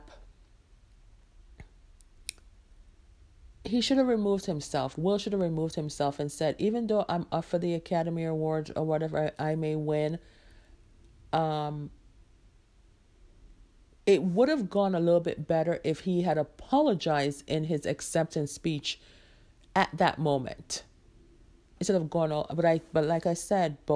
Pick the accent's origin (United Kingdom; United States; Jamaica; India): Jamaica; moved away; I am a Jamaican-born woman out here trying to do it as a single mom